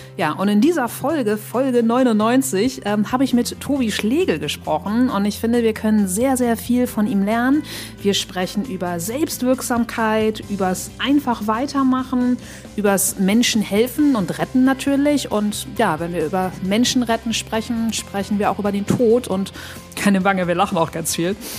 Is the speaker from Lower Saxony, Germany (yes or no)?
yes; Buchholz in der Nordheide, Lower Saxony, Germany; ich bin ja in Buchholz in der Nordheide groß geworden. Es ist eine Kleinstadt, 30 Kilometer von Hamburg.